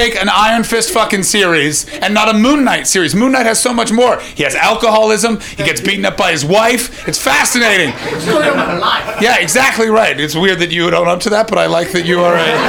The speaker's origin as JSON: {"language": "English", "country": "Canada", "moved": "as an adult", "lives_now": "United Kingdom", "said": "I'm a Canadian"}